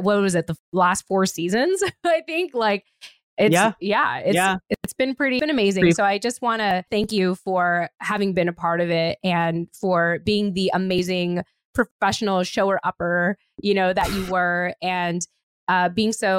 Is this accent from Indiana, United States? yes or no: no; California, United States; moved away; I'm from California.